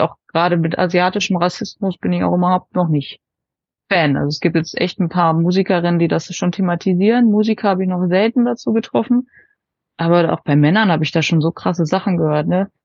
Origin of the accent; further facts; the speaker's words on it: Bad Wünnenberg, North Rhine-Westphalia, Germany; ich komme ja jetzt hier aus Bad Wünnenberg, so Fürstenberg, das ist ja wirklich nochmal von Paderborn 30 Minuten weg mit dem Auto